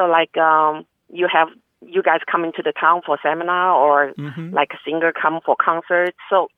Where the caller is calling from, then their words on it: Dallas, Texas, United States; English is a second language; from Dallas, Texas.